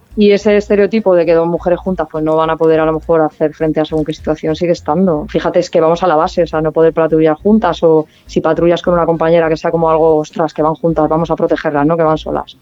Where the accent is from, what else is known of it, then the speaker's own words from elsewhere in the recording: Barcelona, Catalonia, Spain; now in Palma, Spain; yo soy, soy barcelonesa